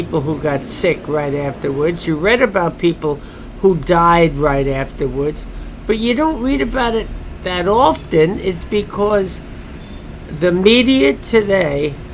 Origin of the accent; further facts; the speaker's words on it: United States; I'm an American citizen.